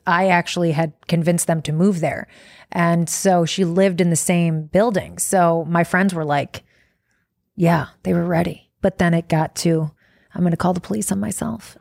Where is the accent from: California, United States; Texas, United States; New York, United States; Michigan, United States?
Michigan, United States; Detroit; I'm from Detroit